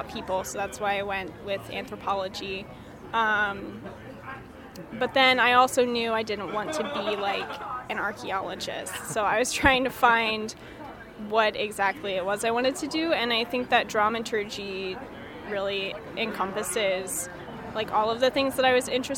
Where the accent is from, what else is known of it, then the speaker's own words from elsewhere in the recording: Wilmington, Delaware, United States; moved away; I'm from Wilmington, Delaware